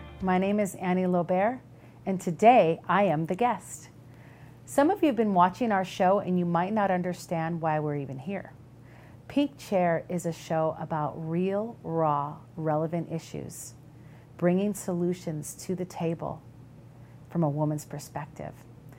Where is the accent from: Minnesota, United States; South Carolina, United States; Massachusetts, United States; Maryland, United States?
Minnesota, United States; Minneapolis; accent: Minnesota; I'm actually from Minnesota, a Midwestern girl. They call us people in Minnesota, Minnesota nice. And if you can tell by my accent, I have my office sometimes ask me, hey, can you say posted again?